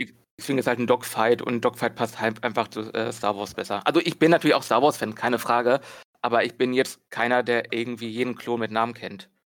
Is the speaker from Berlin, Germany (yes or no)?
yes; Berlin, Germany; bin aus Berlin